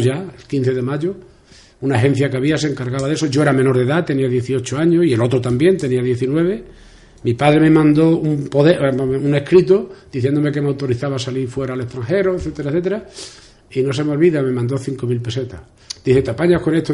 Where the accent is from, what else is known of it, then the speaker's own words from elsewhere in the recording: Calamonte, Extremadura, Spain; also born or lived in Villanueva de la Serena; las calles donde yo me crié